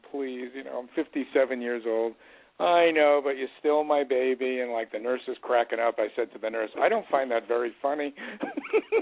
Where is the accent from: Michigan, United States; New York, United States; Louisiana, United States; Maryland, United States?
New York, United States; moved away; I grew up in New York